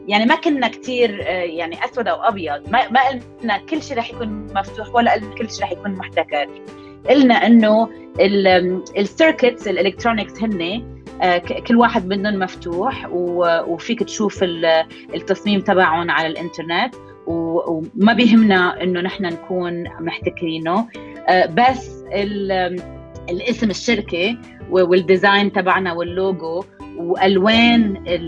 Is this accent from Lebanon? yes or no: yes; Lebanon; moved away as an adult; also born or lived in Boston, United States; now in New York, United States; أنا لبنانية الأصل بس عايشة بنيويورك صار لي هلأ تقريبا 17 سنة آه، آه، كبرت بلبنان